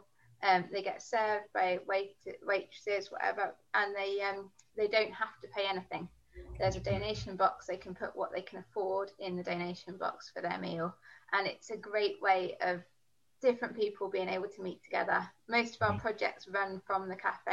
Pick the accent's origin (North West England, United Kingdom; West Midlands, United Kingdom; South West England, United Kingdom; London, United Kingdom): London, United Kingdom; moved away as an adult; also born or lived in Birmingham / Dudley / Coventry; I grew up in London. I moved to the Midlands